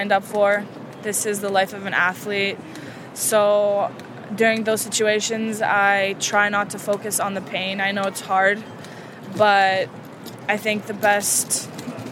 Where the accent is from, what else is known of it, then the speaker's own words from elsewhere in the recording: Canada; also born or lived in Romania; Born and raised in Canada.